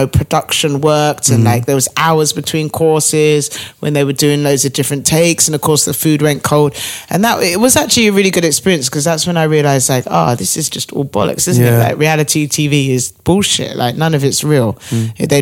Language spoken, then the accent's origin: English; Brighton, South East England, United Kingdom; moved away as an adult; now in London, United Kingdom; I'm originally from Brighton. Mm. So I've lived in London about 8 years